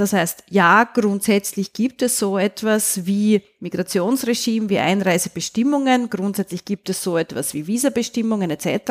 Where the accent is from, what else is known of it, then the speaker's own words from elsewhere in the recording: Austria; Ich kann da als Österreicherin aus eigener Erfahrung sprechen